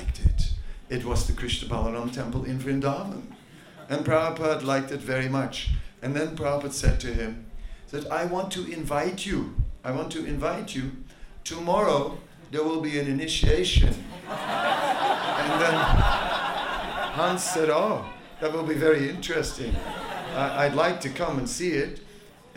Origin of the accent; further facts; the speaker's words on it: Netherlands; moved away; I am from Holland